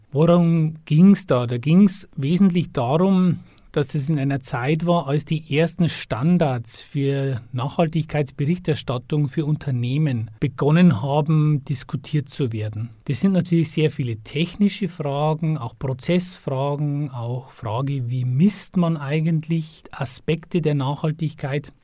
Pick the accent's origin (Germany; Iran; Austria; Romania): Germany; Upper Palatinate, Bavaria; moved away as an adult; also born or lived in Regensburg; now in Passau, Germany; ursprünglich aus der Oberpfalz